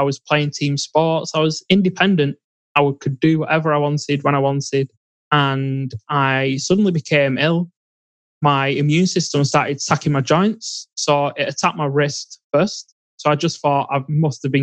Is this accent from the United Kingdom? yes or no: yes; England, United Kingdom; I grew up in England.